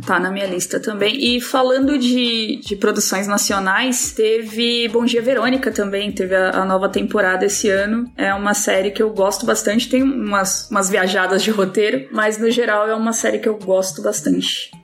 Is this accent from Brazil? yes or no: yes; São Paulo, Brazil; moved away as an adult; Eu cresci no Capão